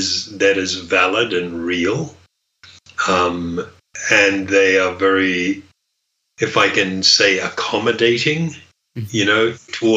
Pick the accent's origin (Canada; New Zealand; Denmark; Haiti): New Zealand; I grew up in New Zealand